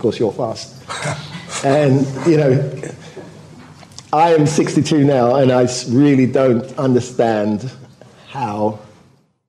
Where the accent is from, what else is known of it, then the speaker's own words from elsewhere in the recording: United Kingdom; also born or lived in Jamaica; my parents went to the UK because my mum was a nurse